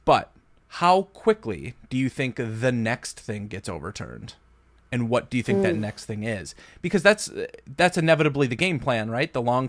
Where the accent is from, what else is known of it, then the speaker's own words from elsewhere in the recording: United States; I'm from the United States.